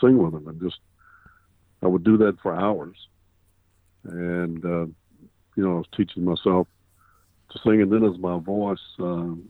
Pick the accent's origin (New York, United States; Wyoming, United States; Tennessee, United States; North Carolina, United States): North Carolina, United States; Raleigh; I was born and raised in and around Raleigh, North Carolina